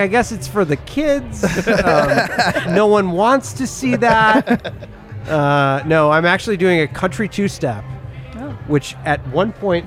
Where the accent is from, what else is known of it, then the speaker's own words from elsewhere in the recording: Midwest, United States; moved away; growing up in the Midwest, it was probably like Wonder Bread